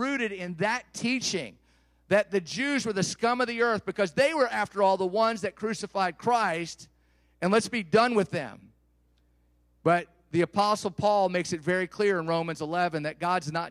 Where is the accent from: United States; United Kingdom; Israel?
United States